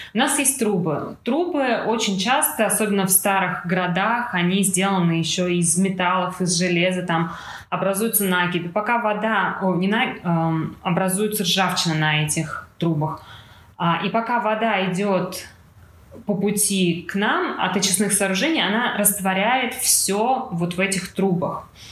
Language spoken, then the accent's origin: Russian; Moscow, Russia; Москва у нас большой город, откуда я родом